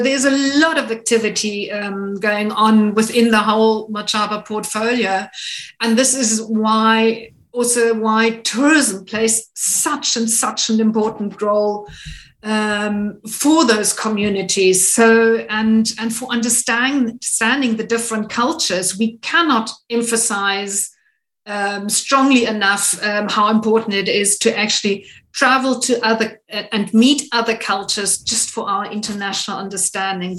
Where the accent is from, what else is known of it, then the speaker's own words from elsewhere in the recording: Namibia; it is my home country